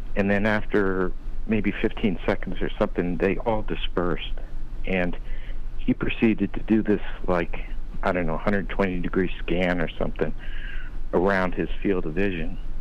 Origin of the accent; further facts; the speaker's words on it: Ohio, United States; also born or lived in Arizona; now in Las Vegas, United States; I grew up in Ohio